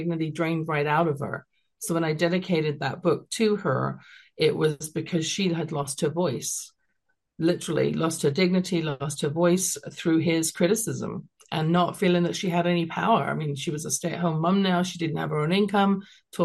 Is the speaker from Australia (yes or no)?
no; London, United Kingdom; now in Calgary, Canada; growing up in London, England